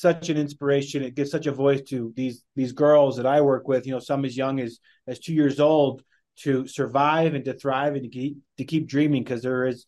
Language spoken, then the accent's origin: English; Wyoming, United States; moved away as an adult; also born or lived in Dominican Republic; now in Salt Lake City, United States; growing up in Wyoming